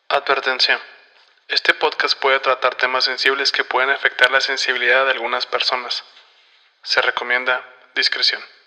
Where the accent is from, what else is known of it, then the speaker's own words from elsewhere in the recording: Hidalgo del Parral, Chihuahua, Mexico; Somos los dos de Parral